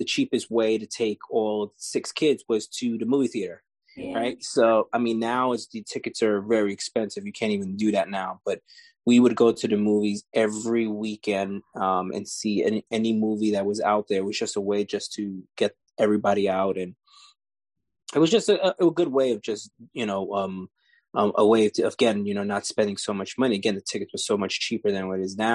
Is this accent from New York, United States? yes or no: yes; New York City, New York, United States; I grew up in New York City, out here in Lower East Side, Manhattan